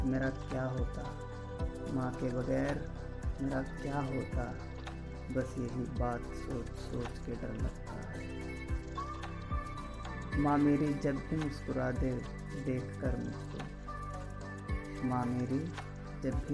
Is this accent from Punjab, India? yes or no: no; Muzaffarnagar, Uttar Pradesh, India; और मैं मुजफ्फरनगर उत्तर प्रदेश का रहने वाला हूँ